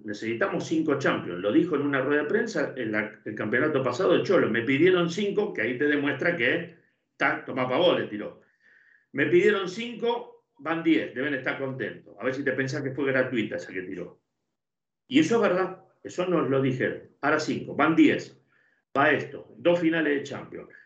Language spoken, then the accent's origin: Spanish; Argentina; siendo argentino